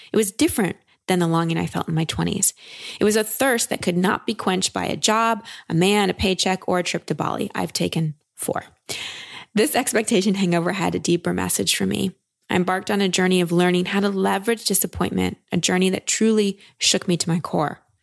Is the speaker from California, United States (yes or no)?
no; Texas, United States; I'm from Texas